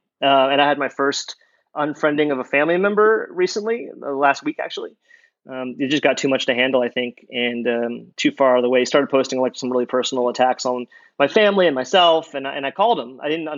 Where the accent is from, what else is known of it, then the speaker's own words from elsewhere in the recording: Louisiana, United States; I will say he's right. I'm from Louisiana. I would say the vast majority of my family is deep red state